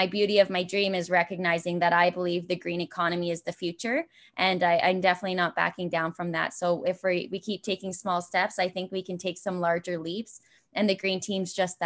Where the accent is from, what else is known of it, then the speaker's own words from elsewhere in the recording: Brantford, Ontario, Canada; moved away as an adult; I knew I was heading back to Brantford, and I didn't know where I'd fit in to move back from my hometown.